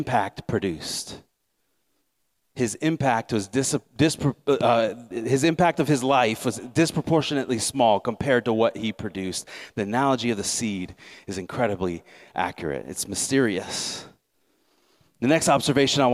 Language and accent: English; Nebraska, United States; moved away; I came from Nebraska, right? So farming's a big part of the culture there.